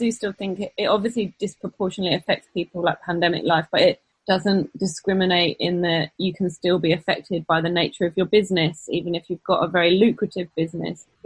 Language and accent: English; England, United Kingdom; now in United States; We are English and don't historically celebrate Thanksgiving